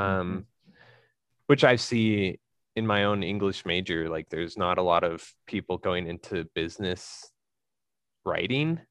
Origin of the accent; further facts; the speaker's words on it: Colorado, United States; also born or lived in Sugar City, Idaho / New England; now in Idaho, United States; I grew up in Colorado